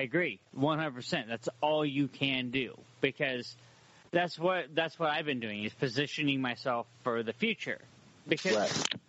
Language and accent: English; Humboldt County, California, United States; moved away as an adult; now in Portland, United States; I'm from Humboldt County, California